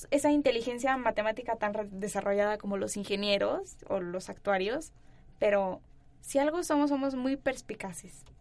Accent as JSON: {"language": "Spanish", "region": "Mexico City", "country": "Mexico", "accent": "neutral", "said": "los ciudadanos, digámoslo así, de aquí, de la Ciudad de México, tenemos un acento muy neutral"}